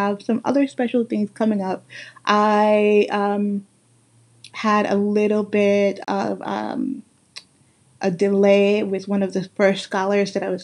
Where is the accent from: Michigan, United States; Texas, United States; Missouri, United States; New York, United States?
New York, United States; New York City; accent: Guyanese; also born or lived in Guyana; the one that I have that's mix up with many, many things, from growing up in Brooklyn, New York